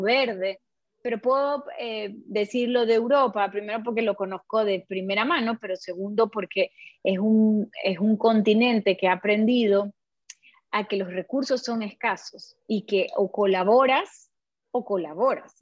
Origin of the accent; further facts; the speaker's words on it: Ecuador; Nosotros somos 17 millones ecuatorianos